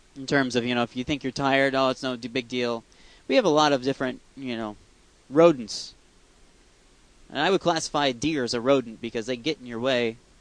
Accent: Iowa, United States; I'm driving to go back to my hometown. Just drove past a tractor. Yes, this is Iowa

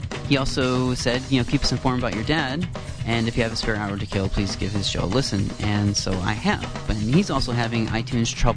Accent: Iowa, United States; now in Canada; I'm not Canadian. I'm actually from Iowa

